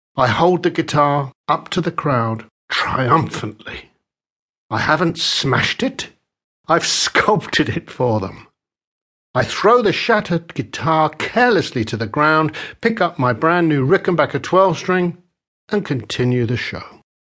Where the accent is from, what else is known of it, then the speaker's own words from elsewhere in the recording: London, United Kingdom; I am British. I am a Londoner. I was born in West London just as the devastating Second World War came to a close.